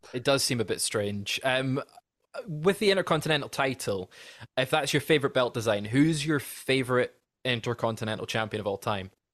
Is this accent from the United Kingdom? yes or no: yes; Scotland, United Kingdom; as a Scotsman